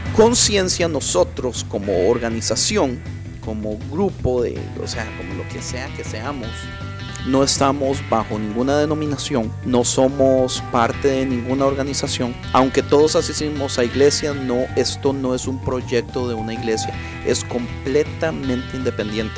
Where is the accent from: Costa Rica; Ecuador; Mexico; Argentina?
Costa Rica; moved away as an adult; now in Los Angeles, United States; Yo soy de Costa Rica.